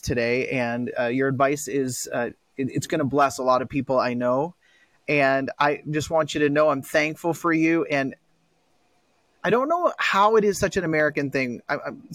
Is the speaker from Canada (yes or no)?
yes; Canada; as a Canadian